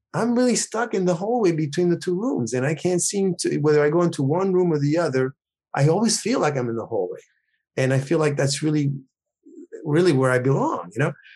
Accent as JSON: {"language": "English", "region": "New York", "country": "United States", "tie": "born or raised there", "also_born_or_lived": "Puerto Rico", "said": "I was born there. I, you know, like, five and a half years old, something my mother took me to New York. I grew up in New York"}